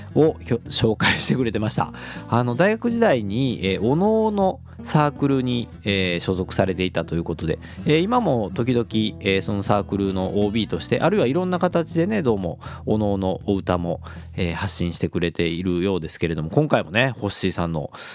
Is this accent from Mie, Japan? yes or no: no; Kobe, Hyogo, Japan; 神戸っ子